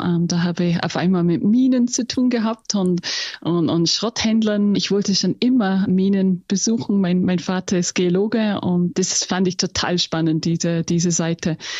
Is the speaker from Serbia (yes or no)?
no; England, United Kingdom; first language English; German is a second language; moved away as an adult; also born or lived in Austria; Wäre nämlich meine Muttersprache. ja, ich bin in England aufgewachsen